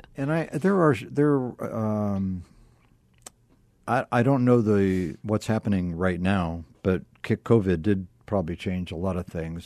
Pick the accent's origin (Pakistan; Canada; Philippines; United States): United States; Akron, Ohio; I was born in Akron, Ohio.